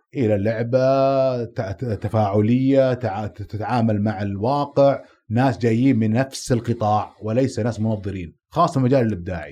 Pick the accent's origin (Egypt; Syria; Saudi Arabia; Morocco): Saudi Arabia; أنا سعودي